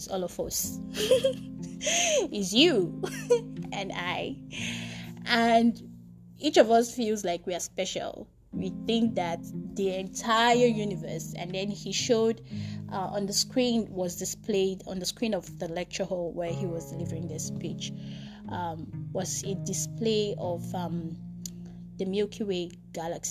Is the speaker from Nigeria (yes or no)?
yes; Nigeria; my nationality as a Nigerian, being in Africa